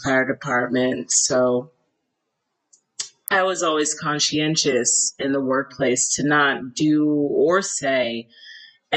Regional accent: the South, United States; I'm from the South

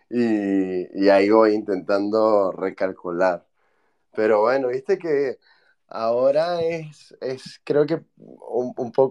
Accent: Venezuela; moved away as an adult; yo para los venezolanos sueno argentino y espero que para los argentinos todavía suene venezolano. Pero bueno, soy, soy de Venezuela y descubrí Bitcoin haciendo el research para mi tesis de maestría. En aquel momento había salido de Venezuela para

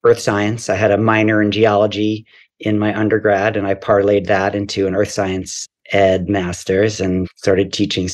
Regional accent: New York City, New York, United States; I grew up here in New York in deep Brooklyn by the beach.

